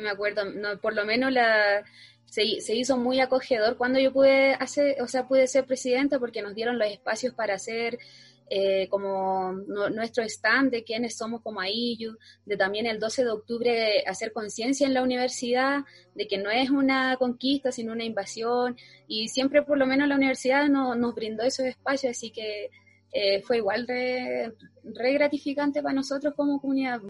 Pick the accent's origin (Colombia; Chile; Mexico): Chile; Putre, Arica y Parinacota; also born or lived in Antofagasta; soy del pueblo de Putre, soy Aymara